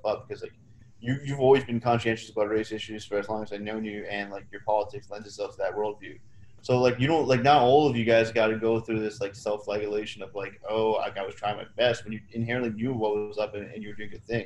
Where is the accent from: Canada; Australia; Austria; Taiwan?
Canada; my experiences as a brown person growing up in Canada